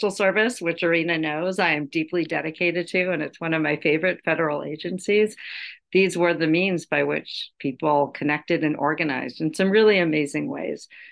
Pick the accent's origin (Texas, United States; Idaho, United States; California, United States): California, United States; Los Angeles; now in New York City, United States; I'm from Los Angeles.